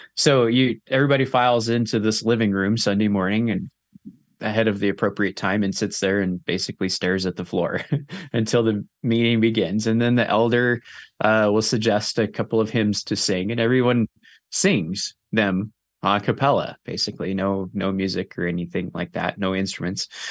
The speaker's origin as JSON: {"language": "English", "region": "Southern California", "country": "United States", "tie": "born or raised there", "said": "grew up in Southern California"}